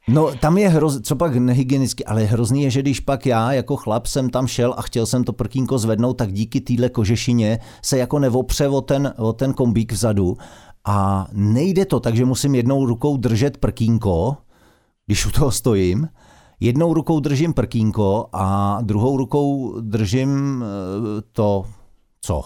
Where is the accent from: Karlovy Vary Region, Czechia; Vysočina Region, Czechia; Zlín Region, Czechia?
Karlovy Vary Region, Czechia; Karlovy Vary; now in Prague, Czechia; Já byl z, já jsem z Karlových